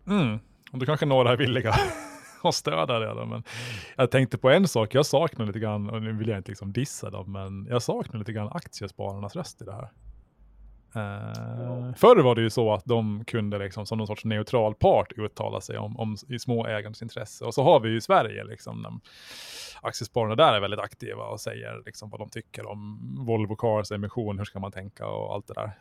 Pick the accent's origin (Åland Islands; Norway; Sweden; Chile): Åland Islands; som ålänning